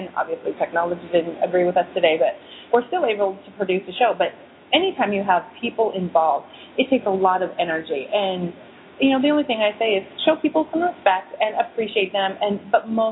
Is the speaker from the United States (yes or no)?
yes; United States; as Americans